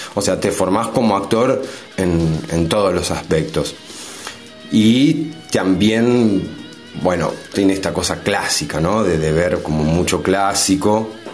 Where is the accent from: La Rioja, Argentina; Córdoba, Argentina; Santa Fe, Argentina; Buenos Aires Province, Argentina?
Buenos Aires Province, Argentina; Berazategui; now in San Martín, Argentina; de muy niño, ya en la primaria, empiezo a hacer un taller de, teatro. Eh, en ese entonces yo vivía en Verazategui